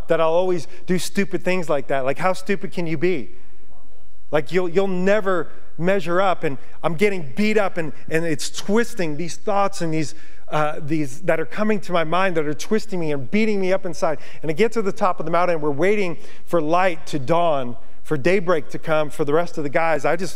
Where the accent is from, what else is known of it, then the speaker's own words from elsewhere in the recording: Yonkers, New York, United States; moved away as an adult; now in Montana, United States; being from New York, I grew up in Yonkers. I grew up on pavement